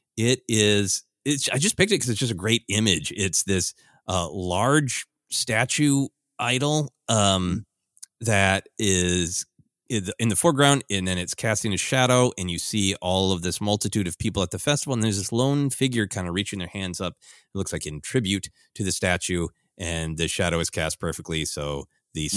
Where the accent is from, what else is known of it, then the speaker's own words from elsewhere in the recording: Minnesota, United States; growing up in Minnesota